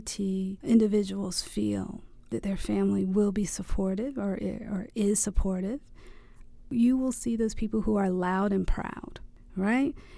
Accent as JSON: {"language": "English", "region": "the South", "country": "United States", "said": "I am from the South"}